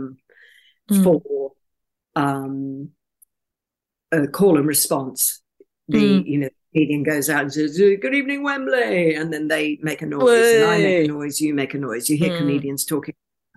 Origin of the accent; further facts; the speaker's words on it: Brisbane, Queensland, Australia; my hometown of Brisbane, Australia.